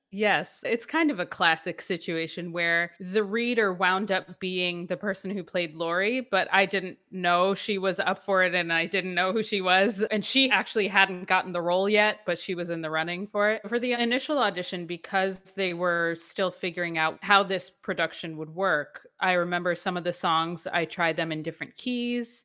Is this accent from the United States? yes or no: yes; Atlanta, Georgia, United States; moved away as an adult; also born or lived in New York / New York City; I am from New York originally, I grew up in Atlanta